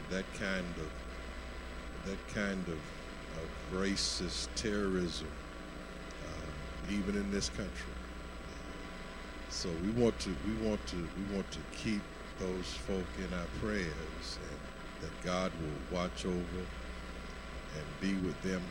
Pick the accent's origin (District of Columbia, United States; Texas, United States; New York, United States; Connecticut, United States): Texas, United States; Lubbock; moved away; I was born in Lubbock